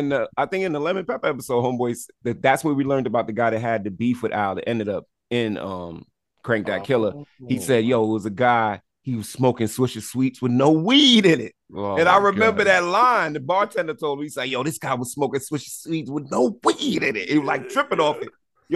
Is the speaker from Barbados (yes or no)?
yes; Barbados; And I'm not Trinity, but you know, I'm Bayesian.